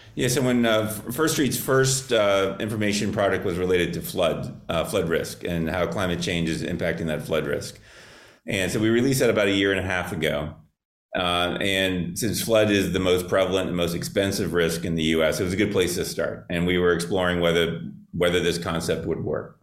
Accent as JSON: {"language": "English", "town": "Miami", "region": "Florida", "country": "United States", "tie": "born or raised there", "said": "growing up in South Florida. I'm a native Miamian, and I grew up fishing in Florida Bay and Biscayne Bay"}